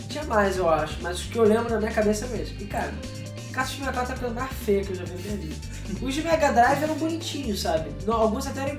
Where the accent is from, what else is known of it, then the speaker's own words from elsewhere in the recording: Rio de Janeiro, Brazil; Somos do Rio, cara. É normal.